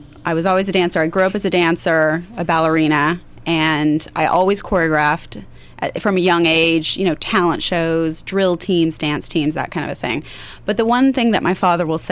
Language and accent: English; Riverside, California, United States; I grew up in the Inland Empire. That's right. I grew up in Riverside